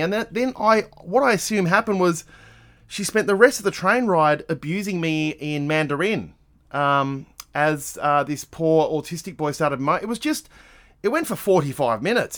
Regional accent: Adelaide, South Australia, Australia; I'm from Adelaide

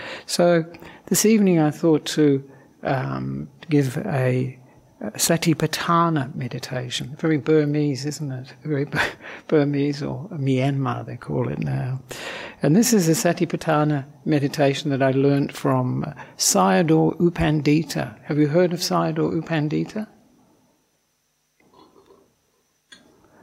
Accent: Perth, Western Australia, Australia; moved away as an adult; also born or lived in Sri Lanka; now in Melbourne, Australia; I am originally from Perth, so not from Melbourne.

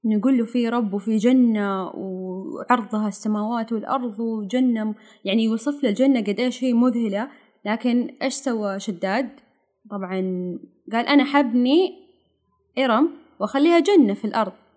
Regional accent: Saudi Arabia; عندنا في السعوديه

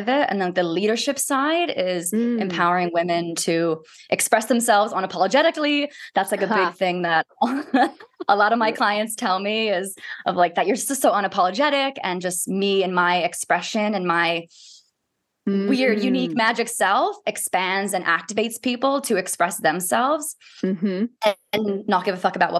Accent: Maryland, United States; moved away as an adult; now in Christchurch, New Zealand; I grew up in Maryland in the United States

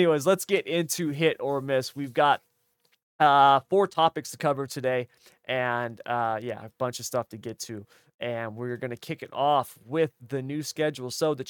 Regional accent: California, United States; Southern California makes the whole state look bad, at least in my opinion. And that's because I'm from the North

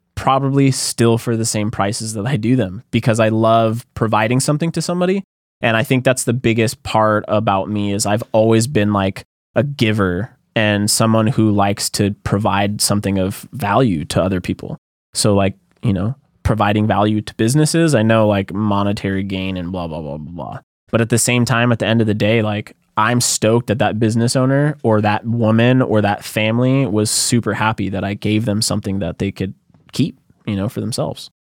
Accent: Santa Cruz, California, United States; moved away as an adult; also born or lived in San Diego; now in Los Angeles, United States; I grew up in Santa Cruz

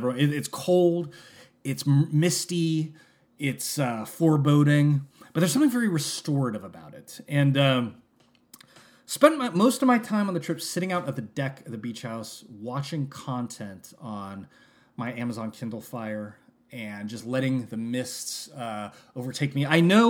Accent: San Francisco, California, United States; But I was born in San Francisco, so I kind of feel myself, I feel that I am a mist creature at heart.

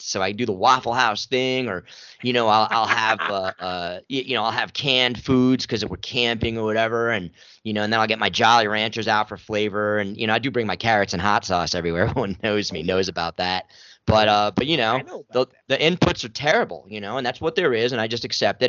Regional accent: New York City, New York, United States; I'm from New York City

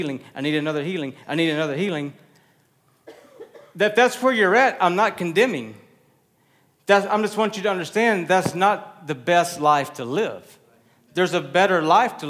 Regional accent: Texas, United States; I'm Texan

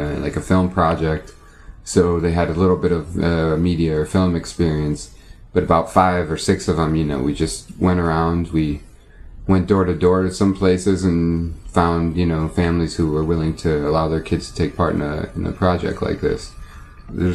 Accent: United States; also born or lived in Palestine; I'm an American, because I go there with an American passport

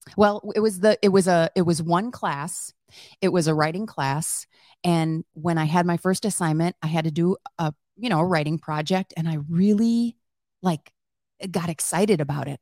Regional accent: Wisconsin, United States; moved away; I grew up on a dairy farm in Wisconsin

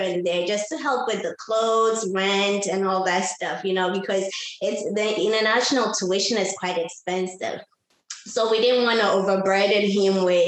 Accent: Ghana; moved away as an adult; now in United States; I'm originally from Ghana. I came to the United States in 2006

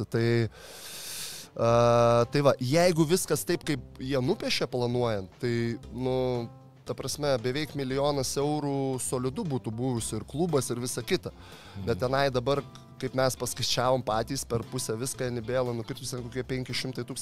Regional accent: Lithuania; also born or lived in Kosovo; aš iš Lietuvo

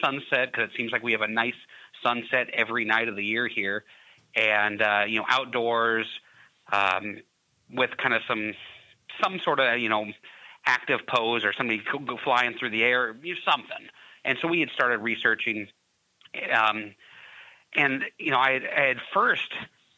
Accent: Louisville, Kentucky, United States; moved away as an adult; also born or lived in Indiana; I grew up in Louisville, Kentucky

